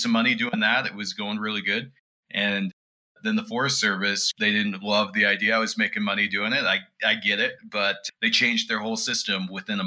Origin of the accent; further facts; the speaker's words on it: Kuna, Idaho, United States; now in Provo, United States; So I grew up mostly in Idaho, around the Boise area, just this little town outside of Boise, moved there